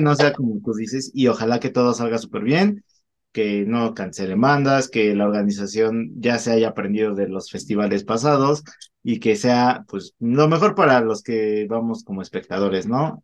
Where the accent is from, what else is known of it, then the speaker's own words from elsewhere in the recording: Mexico; como buenos agentes mexicanos que somos